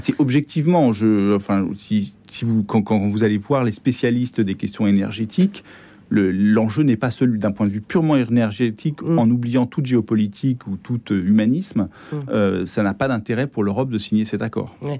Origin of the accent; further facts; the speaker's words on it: France; je suis français. j'ai été élevé dans une culture tout à fait française